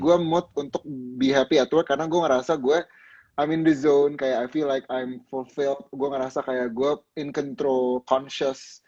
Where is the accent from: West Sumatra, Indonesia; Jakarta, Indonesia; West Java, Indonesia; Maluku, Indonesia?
Jakarta, Indonesia; gua, eh, lahir dan besar di Jakarta